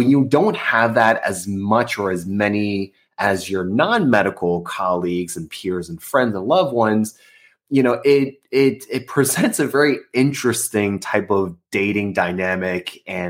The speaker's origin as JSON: {"language": "English", "country": "United States", "tie": "born or raised there", "said": "I was born in the States, I grew up as an American"}